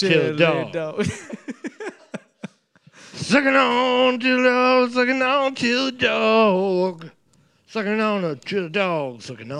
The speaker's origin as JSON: {"language": "English", "town": "North Bay", "region": "Ontario", "country": "Canada", "said": "I'm from North Bay. I'm from Ontario."}